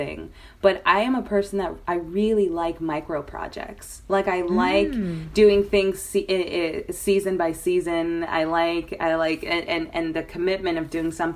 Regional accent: Miami, Florida, United States; I was raised in Miami, Florida

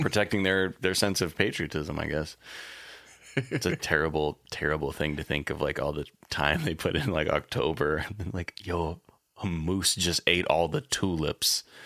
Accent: United States

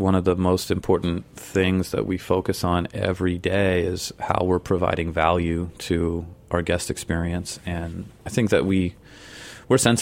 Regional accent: San Francisco, California, United States; moved away as an adult; also born or lived in Europe / Hawaii; now in New York, United States; I was raised there and I spent my early years there and I left when I was 18

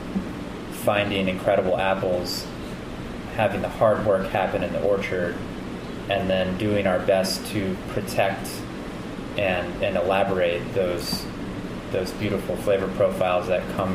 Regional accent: Kansas City, United States; now in Vermont, United States; I'm from Kansas City originally

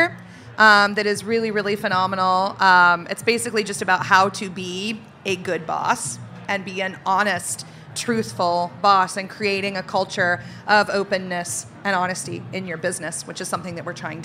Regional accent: the South, United States; now in Portland, United States; I grew up in the South

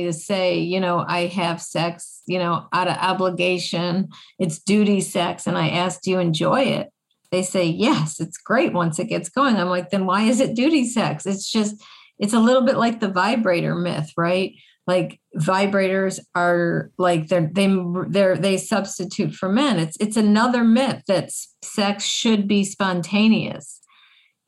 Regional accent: Buffalo, New York, United States; I grew up in Buffalo, New York, snow capital of the world

